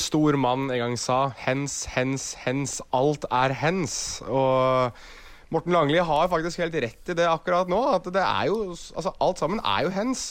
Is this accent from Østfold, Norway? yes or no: no; Oslo, Norway; jeg er jo fra Oslo sentrum